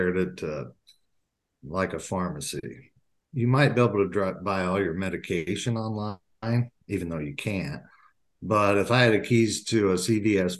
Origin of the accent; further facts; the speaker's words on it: Indiana, United States; moved away as an adult; now in Minnesota, United States; I grew up in Indiana.